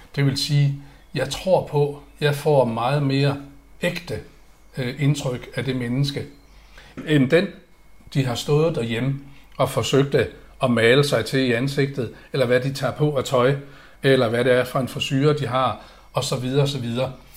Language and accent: Danish; Aalborg, North Denmark Region, Denmark; moved away; jeg er opvokset i Aalborg